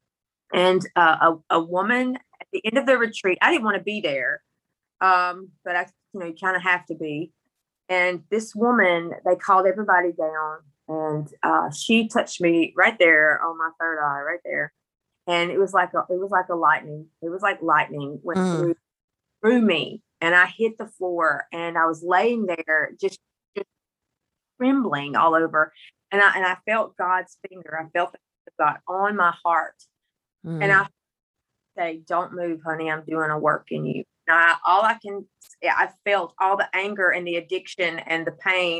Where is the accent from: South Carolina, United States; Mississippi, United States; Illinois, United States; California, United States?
Mississippi, United States; accent: country; I'm from Mississippi with this country accent, but I grew up in the country